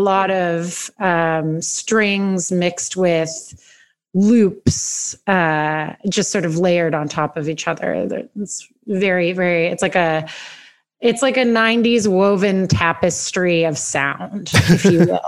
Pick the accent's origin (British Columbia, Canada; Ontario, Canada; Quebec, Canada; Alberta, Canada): Ontario, Canada; Hamilton; I'm from Hamilton, Ontario, which is about 30 minutes west of Toronto